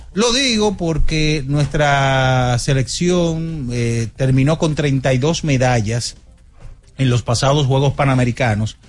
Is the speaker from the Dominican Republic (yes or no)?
yes; Dominican Republic; Yo como dominicano